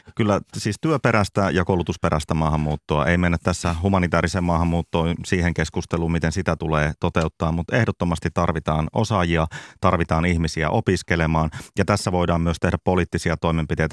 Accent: Lapland, Finland; me Lapissa

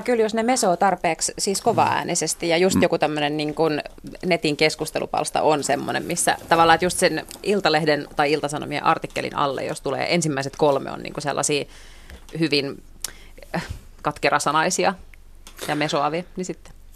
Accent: Helsinki, Uusimaa, Finland; mä oon tällainen niin hirveän etuoikeutettu suomenruotsalainen töölöstä

